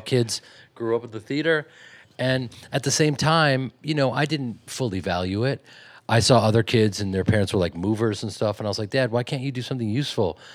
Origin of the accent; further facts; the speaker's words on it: Chicago, Illinois, United States; growing up in Chicago